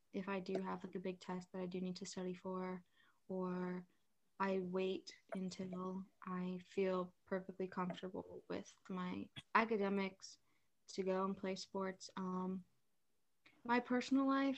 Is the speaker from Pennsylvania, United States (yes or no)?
yes; Mechanicsburg, Pennsylvania, United States; also born or lived in South Carolina; I came here right before kindergarten started